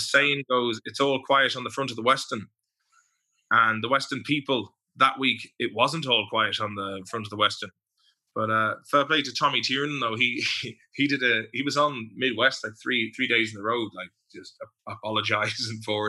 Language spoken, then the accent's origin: English; Ireland; when I was a teenager growing up around Springfield